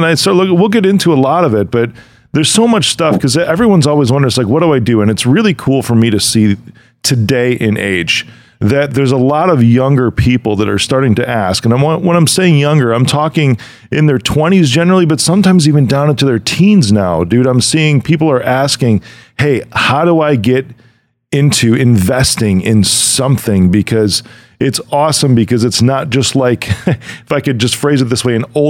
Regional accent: Chicago, Illinois, United States; this amazing dude from my hometown in Chicago

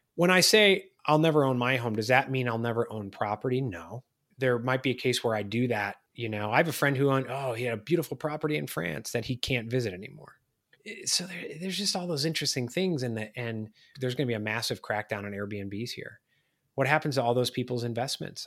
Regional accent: Chicago, Illinois, United States; now in Charleston, United States; I'm from Chicago

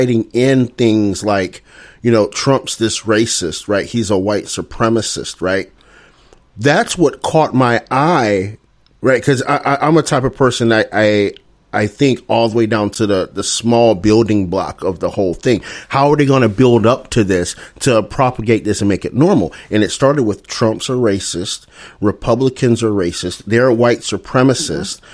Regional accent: Northeast Florida, United States; I grew up in Northeast Florida

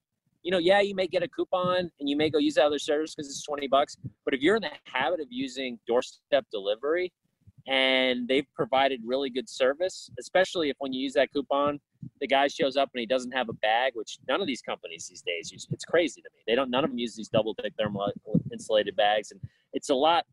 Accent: Florida, United States; moved away as an adult; also born or lived in Orlando, Florida; now in Chicago, United States; I'm from Florida

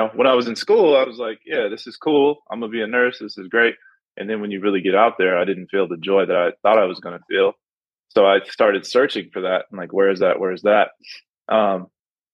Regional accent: Pasadena, California, United States; also born or lived in Los Angeles; I was born in Los Angeles. I was raised in Pasadena

